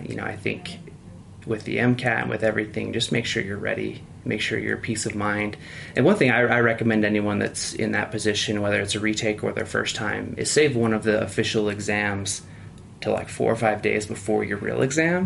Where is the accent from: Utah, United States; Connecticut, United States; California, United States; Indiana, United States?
Utah, United States; I'm from Utah